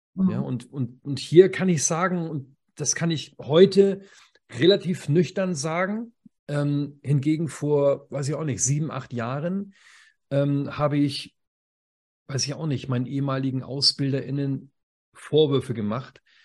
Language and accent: German; Schleswig-Holstein, Germany; Ich komme aus Schleswig-Holstein.